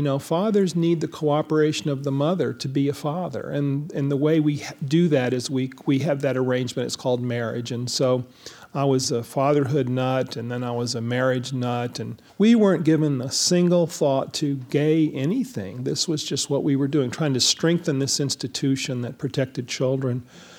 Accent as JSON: {"language": "English", "region": "the South", "country": "United States", "tie": "born or raised there", "said": "I was born in 1955, you know, so the big thing for me was the civil rights movement, you know, growing up in the South."}